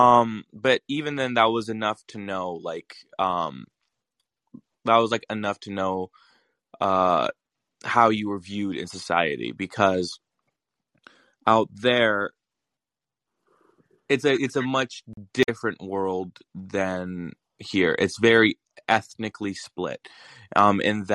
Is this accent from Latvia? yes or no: yes; Latvia; moved away; I grew up in Latvia.